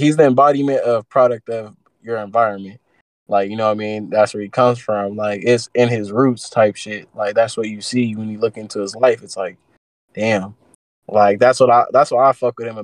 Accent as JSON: {"language": "English", "town": "Antioch", "region": "California", "country": "United States", "said": "I'm from Antioch, and I'm from Antioch, California"}